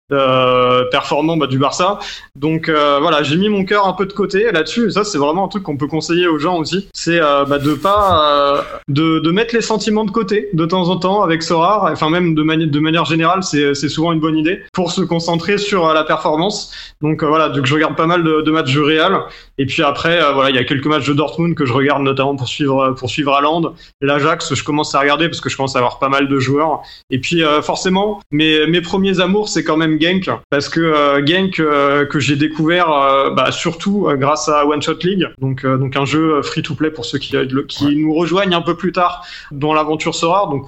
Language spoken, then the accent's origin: French; Rennes, Brittany, France; parce que je suis Rennais.